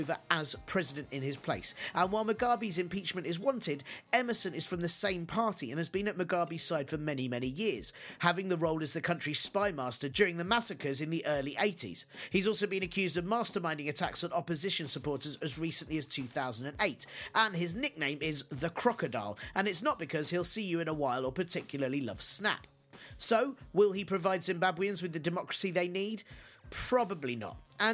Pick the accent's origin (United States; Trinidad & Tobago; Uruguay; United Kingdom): United Kingdom; as a British person